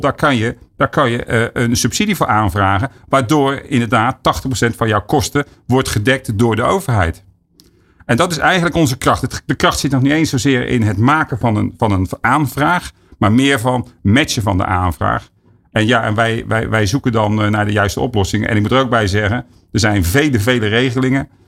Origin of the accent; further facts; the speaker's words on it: Netherlands; ons als, als Nederlander